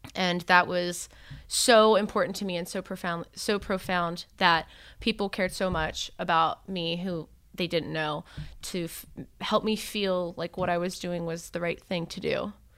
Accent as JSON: {"language": "English", "town": "Miami", "region": "Florida", "country": "United States", "tie": "born or raised there", "also_born_or_lived": "Tallahassee, Florida / Philadelphia area", "moved": "as an adult", "said": "I actually grew up in Miami"}